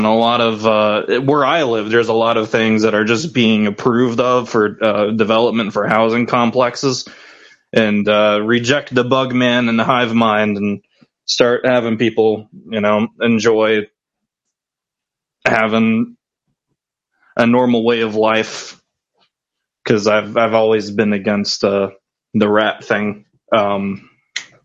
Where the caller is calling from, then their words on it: North Carolina, United States; North Carolina.